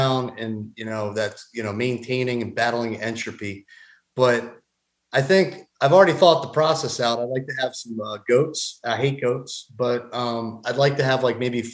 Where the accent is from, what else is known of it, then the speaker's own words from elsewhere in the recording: Doylestown, Pennsylvania, United States; now in Georgia, United States; I was born and raised in a small town about 45 minutes north of Philadelphia. I call it Doylestown.